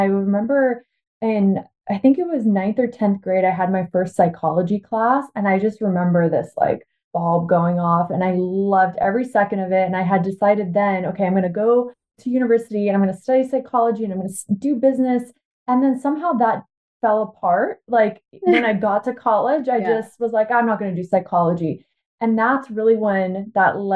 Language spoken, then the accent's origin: English; Washington, United States; also born or lived in Bulgaria; I was born actually in Bulgaria, and my family immigrated to the U.S. when I was 5. So I've lived in Washington State basically my whole life